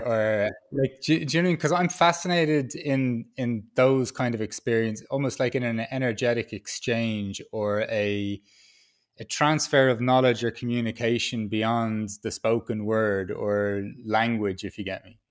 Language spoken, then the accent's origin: English; Dublin, Leinster, Ireland; moved away as an adult; also born or lived in Peru; now in Berlin, Germany; I was born in Dublin in a city, I live in Berlin in a city